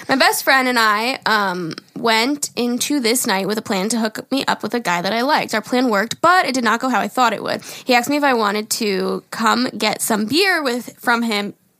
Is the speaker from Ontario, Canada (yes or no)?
no; Calgary, Alberta, Canada; I'm 21 from Calgary, Alberta.